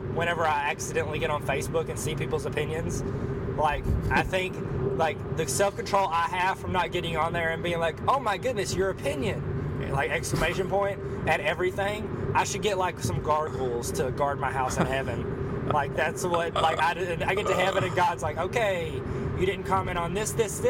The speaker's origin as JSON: {"language": "English", "region": "Arkansas", "country": "United States", "said": "I'm from Arkansas"}